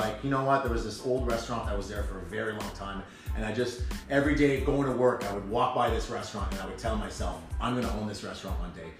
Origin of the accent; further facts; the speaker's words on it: Ottawa, Ontario, Canada; also born or lived in Gloucester, Ontario / Orleans, Ontario; I grew up in Ottawa, um, born in uh, Gloucester